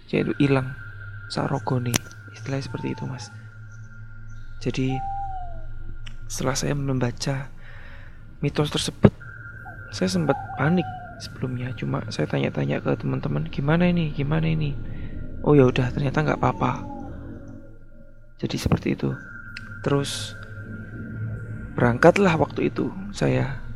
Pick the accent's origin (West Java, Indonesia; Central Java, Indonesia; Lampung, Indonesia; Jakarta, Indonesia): Central Java, Indonesia; Blora; now in Sidoarjo, Indonesia; Saya tinggal di daerah Sidoarjo, tapi asal saya di Jawa Tengah, kota Blora.